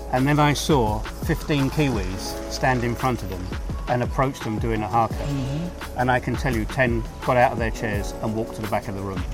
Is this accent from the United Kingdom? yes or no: yes; England, United Kingdom; my experiences coming from the United Kingdom